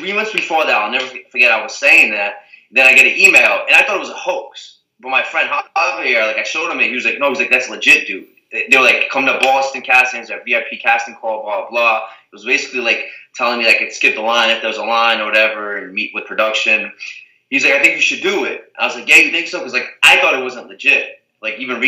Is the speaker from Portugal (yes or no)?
yes; Azores, Portugal; where I'm from, where I was born in Portugal, the Azores